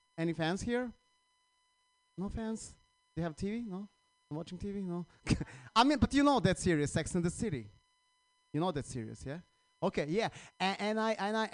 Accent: Croatia; English is a second language; now in United States; I'm from Croatia

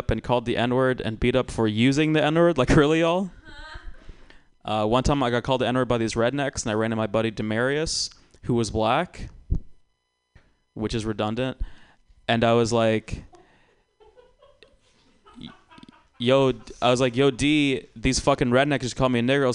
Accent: Georgia, United States; now in California, United States; I grew up in Georgia

